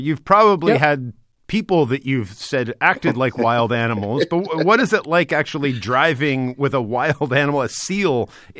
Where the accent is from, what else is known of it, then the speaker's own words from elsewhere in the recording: Toronto, Ontario, Canada; I'm from Toronto